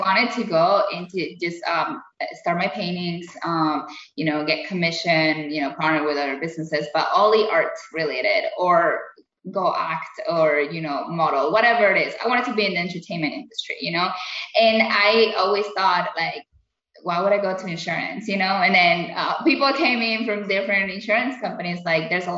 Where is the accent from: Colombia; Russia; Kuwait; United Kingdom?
Colombia; now in United States; I had a really good life in Colombia, really, really good life in Colombia